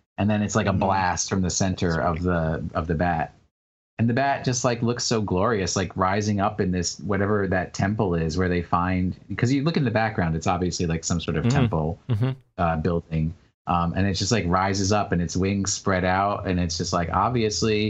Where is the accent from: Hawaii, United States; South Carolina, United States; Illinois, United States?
Hawaii, United States; also born or lived in New York; going from New York to Hawaii and like having to meet new people and everything when I was just a little tiny little kid